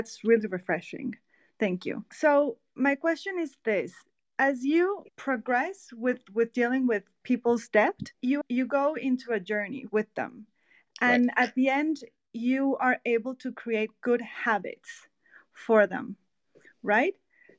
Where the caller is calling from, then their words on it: Mexico; I am listening from Mexico.